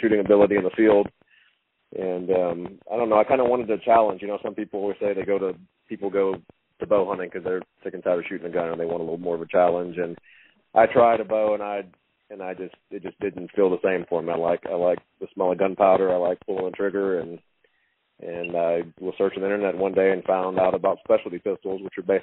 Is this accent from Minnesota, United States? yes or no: no; Hallettsville, Texas, United States; I grew up in Lavaca County, Hallettsville, Shiner area.